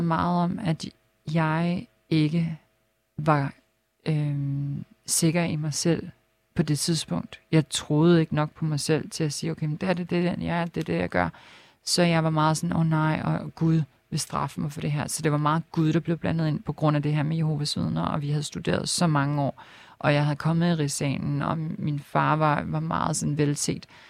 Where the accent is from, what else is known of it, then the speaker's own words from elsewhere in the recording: Lolland-Falster, Zealand, Denmark; moved away as an adult; also born or lived in Helsingør / Copenhagen; jeg er ikke født der, men jeg er opvokset på Lolland Falster. Mm øh, født i Helsingør